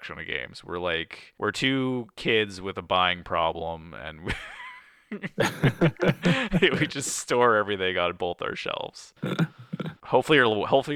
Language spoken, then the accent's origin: English; Canada; being Canadian